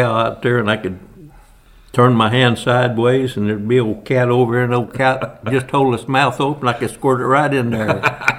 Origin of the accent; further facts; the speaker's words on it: Dahlgren, Illinois, United States; Dahlgren, Illinois.